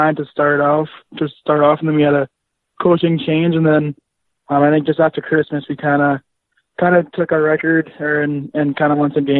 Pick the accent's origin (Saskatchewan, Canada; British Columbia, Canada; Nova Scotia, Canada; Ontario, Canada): Saskatchewan, Canada; Yorkton; now in Kelowna, Canada; I'm from Yorkton, Saskatchewan